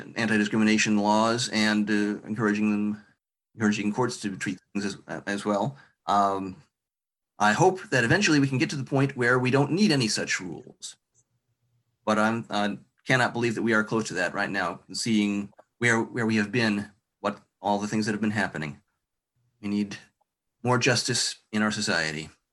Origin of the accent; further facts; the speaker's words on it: Marshall, Michigan, United States; I'm from Marshall.